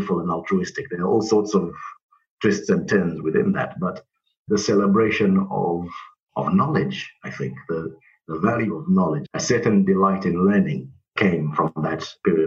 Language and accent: English; Zimbabwe; now in United Kingdom; growing up in Zimbabwe